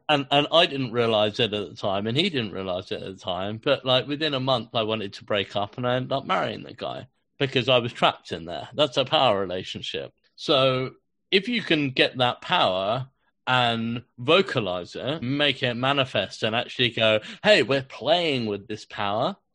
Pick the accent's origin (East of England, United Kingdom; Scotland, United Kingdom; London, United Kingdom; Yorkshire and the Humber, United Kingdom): London, United Kingdom; growing up in London